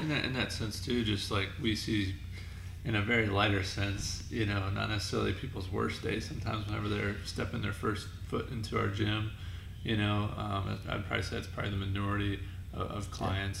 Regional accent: northeast Ohio, United States; Very small town, northeast Ohio

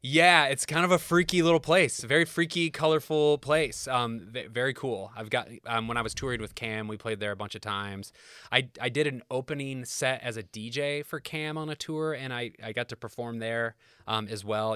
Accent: Kokomo, Indiana, United States; moved away as an adult; growing up in Kokomo

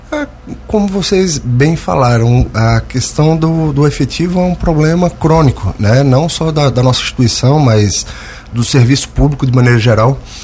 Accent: Santos, São Paulo, Brazil; also born or lived in Brusque, Santa Catarina / Greater Florianópolis, Santa Catarina; now in Lauro Müller, Brazil; Sou natural de São Paulo, Santos.

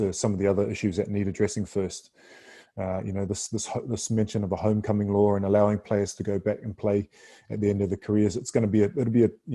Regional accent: New Zealand; now in Australia; I'm a Samoan Kiwi living in Australia

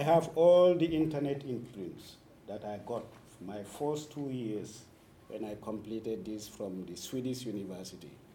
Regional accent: Senegambian region, Gambia; English is a second language; also born or lived in Sweden; I was born in the Senegambian region, school in the Senegambian region, both informal and formal education

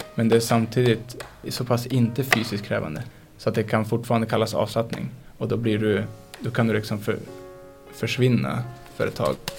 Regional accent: Skellefteå, Västerbotten County, Sweden; also born or lived in Bureå; växte jag upp i Skellefteå

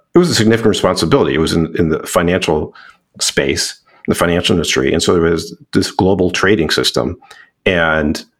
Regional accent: Chicago, Illinois, United States; I was raised in Chicago, suburb of Chicago

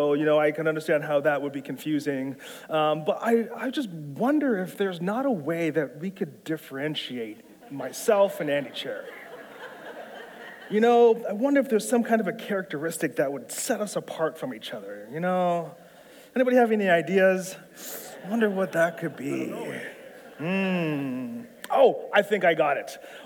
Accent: Toronto, Ontario, Canada; also born or lived in Etobicoke / Aurora; I'm not American. I'm from Canada. I grew up in South Central Scarborough.

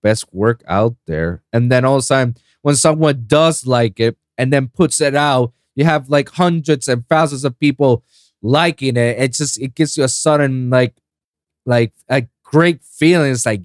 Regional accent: Puerto Rico; now in Florida, United States; I was born and raised in Puerto Rico, in the Caribbean islands

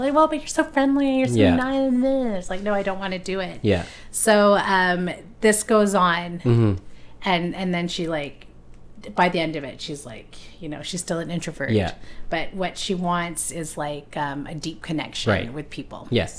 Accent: Philippines; So I can see there's some extrovert, maybe just being Filipino too. Like I find like my family's very like outgoing.

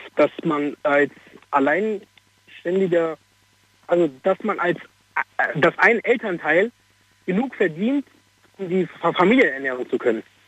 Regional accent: Morocco; ich bin Marokkaner

